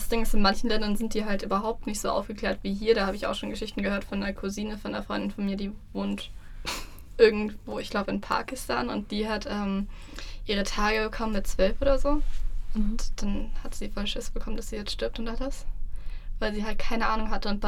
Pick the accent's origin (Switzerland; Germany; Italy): Germany; bei uns in Deutschland